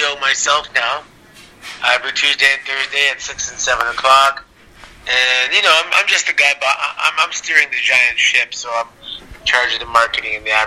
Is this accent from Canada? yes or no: yes; Toronto, Ontario, Canada; I grew up in Toronto, so we're just outside Toronto.